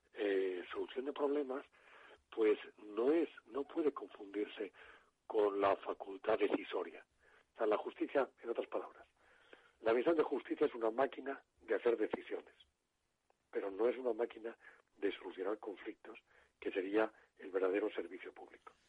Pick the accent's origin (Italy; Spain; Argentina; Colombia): Spain; Murcia, Region of Murcia; la zona donde yo nací, yo nací en Murcia